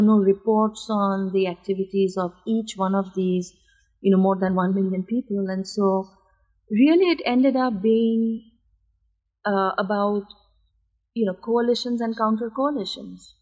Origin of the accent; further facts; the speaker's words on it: India; moved away as an adult; also born or lived in United States; my life as a student in America and you know my life growing up in India